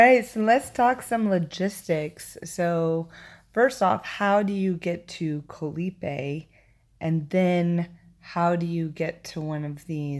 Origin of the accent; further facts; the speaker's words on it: United States; So I'm from the United States